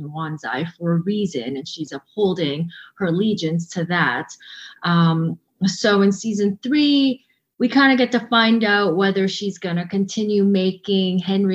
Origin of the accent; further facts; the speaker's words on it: Vancouver, British Columbia, Canada; now in Toronto, Canada; And I grew up in Vancouver. I live in Toronto.